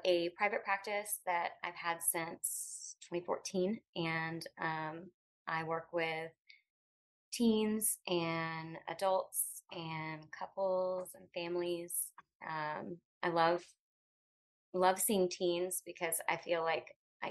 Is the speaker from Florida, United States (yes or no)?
yes; Pensacola, Florida, United States; moved away; I'm a native to Pensacola. I've lived a few other places and landed here